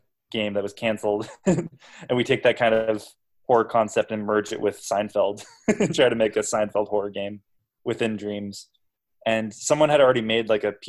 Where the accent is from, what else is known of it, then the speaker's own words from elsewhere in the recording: California, United States; also born or lived in Canada; it also ties into us being Canadian, because like we would travel to Canada from California. Mm-hmm. Every year when we were kids